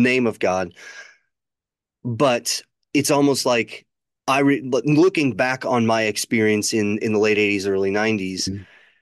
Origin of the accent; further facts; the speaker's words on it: near Chicago, Illinois, United States; moved away; When I was growing up near Chicago